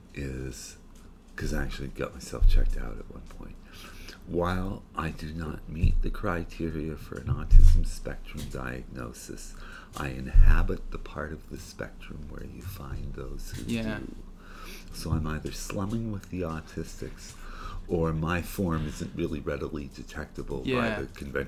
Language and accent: English; Tiverton, Rhode Island, United States; born or raised there; also born or lived in Fall River